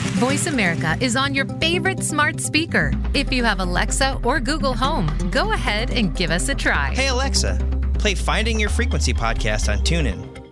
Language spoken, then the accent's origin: English; near Penn State, Pennsylvania, United States; I grew up near Penn State, so lifelong fan